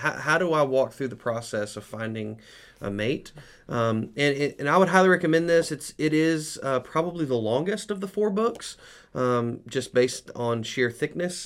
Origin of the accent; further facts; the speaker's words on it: United States; as American men